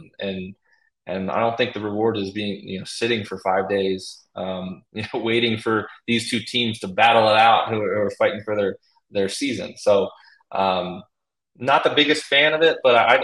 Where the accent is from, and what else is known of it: Baltimore, Maryland, United States; born or raised there